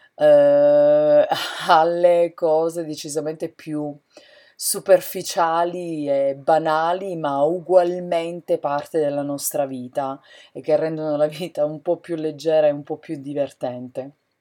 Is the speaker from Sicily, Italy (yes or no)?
yes; San Cataldo, Sicily, Italy; moved away as an adult; also born or lived in Catania, Italy; now in United States; Sono siciliana, della provincia di Caltanissetta, un paese che si chiama San Cataldo, a pochi chilometri da Caltanissetta